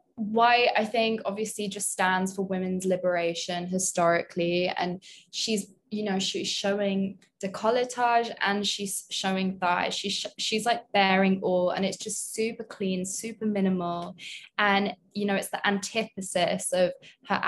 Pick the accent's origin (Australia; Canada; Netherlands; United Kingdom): United Kingdom; London; moved away as an adult; now in New York, United States; I'm British. So I obviously grew up with some of like these trends